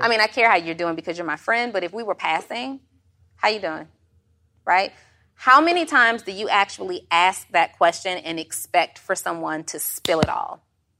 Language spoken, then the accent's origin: English; Atlanta, Georgia, United States; When people ask you, where are you from? They just want to know where you're from. I'm from Atlanta, Georgia. That's it. But my mom is from Indiana.